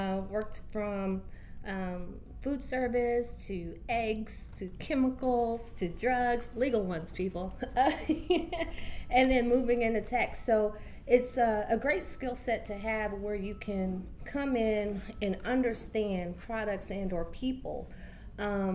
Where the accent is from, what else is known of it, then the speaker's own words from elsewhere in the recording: Ohio, United States; moved away as an adult; now in Baltimore, United States; I'm actually from Ohio, OH